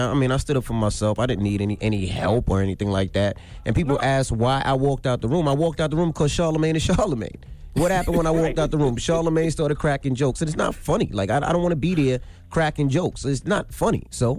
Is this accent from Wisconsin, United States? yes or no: no; Queens, New York, United States; You know, I'm from Queens, and the people I know from the Bronx, whether it's Fat Joe, Remy Ma, they say it to your face.